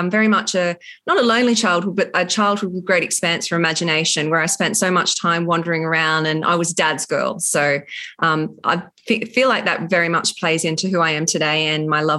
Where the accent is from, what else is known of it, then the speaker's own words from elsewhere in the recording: Narooma, New South Wales, Australia; So I grew up in Narooma on the south coast of New South Wales on a dairy farm, which had been our family for generations. I had grandparents just over the hill. My dad was the main dairy farmer on the property.